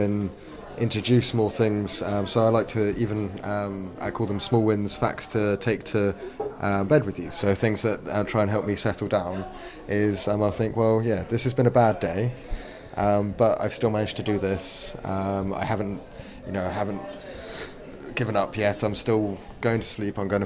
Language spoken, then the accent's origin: English; Exeter, South West England, United Kingdom; my hometown in Exeter